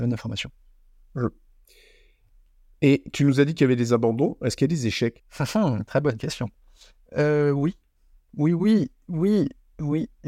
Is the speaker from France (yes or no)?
no; Belgium; Je suis belge.